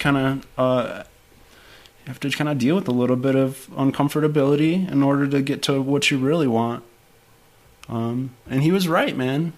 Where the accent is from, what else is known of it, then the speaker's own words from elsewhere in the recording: Detroit, Michigan, United States; moved away as an adult; I'm originally from Detroit. Uh-huh. Grew up in the Detroit area